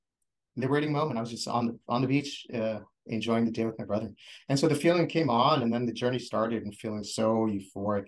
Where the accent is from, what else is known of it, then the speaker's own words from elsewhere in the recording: Oceanside, California, United States; moved away as an adult; And this is where I grew up. I grew up in Oceanside.